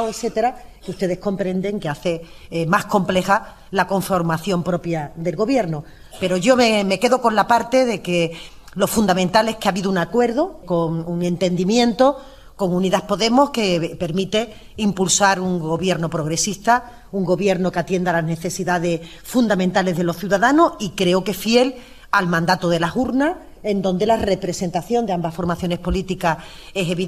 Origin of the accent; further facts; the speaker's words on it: Andalusia, Spain; yo no ni, quiero ni puedo ocultar que soy andaluza